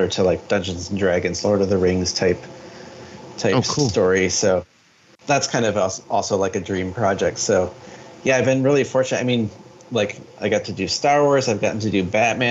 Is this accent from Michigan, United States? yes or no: yes; Michigan, United States; growing up in Michigan